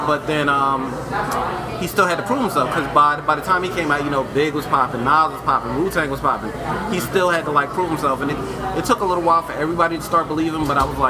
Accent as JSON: {"language": "English", "region": "New York", "country": "United States", "moved": "yes", "said": "I'm from New York originally."}